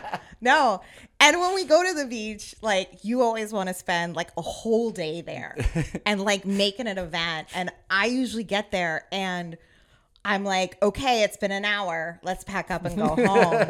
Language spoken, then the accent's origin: English; Virginia, United States; also born or lived in New Jersey; And then mostly growing up in Northern Virginia, we didn't, you know, right outside D.C., we didn't really have a close beach.